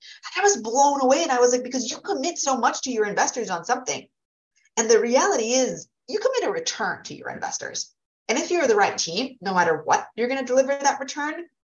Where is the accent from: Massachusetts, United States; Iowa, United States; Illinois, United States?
Massachusetts, United States; without hating on my home state, Massachusetts